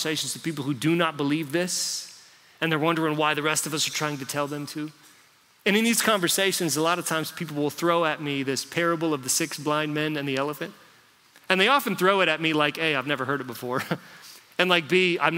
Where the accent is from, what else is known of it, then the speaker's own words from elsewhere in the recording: United States; I grew up in America